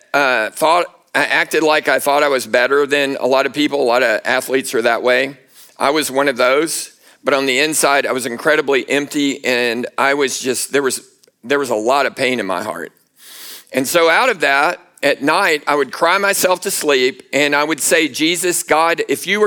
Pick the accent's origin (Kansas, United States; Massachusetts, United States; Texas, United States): Texas, United States; Houston; I grew up in Houston, Texas, near Houston